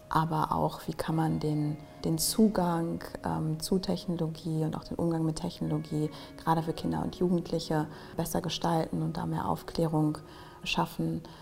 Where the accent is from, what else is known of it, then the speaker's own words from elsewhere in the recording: Germany; ich bin ähm, Afrodeutsche. Mein Vater kommt aus Ghana, meine Mutter ist aus Deutschland. Ähm, ich bin größtenteils hier in Deutschland aufgewachsen